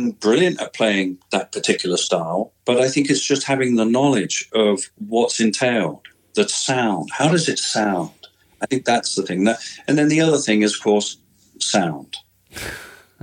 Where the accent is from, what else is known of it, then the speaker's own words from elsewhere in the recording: United Kingdom; moved away; also born or lived in United States; growing up in Britain